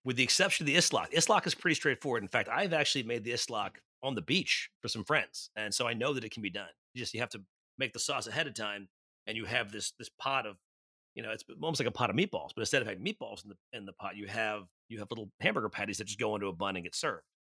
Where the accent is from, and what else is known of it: New York, United States; born or raised there